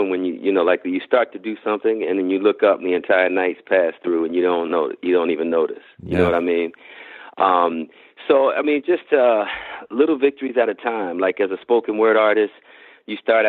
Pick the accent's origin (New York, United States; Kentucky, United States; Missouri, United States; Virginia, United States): Virginia, United States; Reston; moved away as an adult; also born or lived in Ethiopia / Detroit, Michigan; I grew up in Reston, Virginia, a planned community